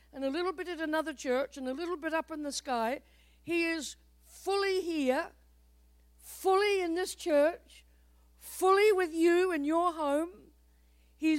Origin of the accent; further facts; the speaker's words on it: New Zealand; moved away as an adult; now in United States; longer in the United States than in New Zealand, so I am an American, a proud American.